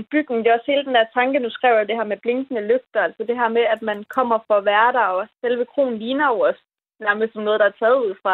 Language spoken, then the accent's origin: Danish; West Jutland, Central Denmark Region, Denmark; jeg er sådan meget vestjyde